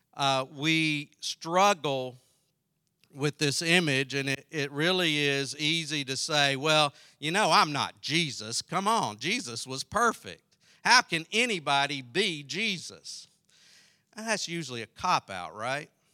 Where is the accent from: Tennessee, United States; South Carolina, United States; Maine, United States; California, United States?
South Carolina, United States; I grew up in South Carolina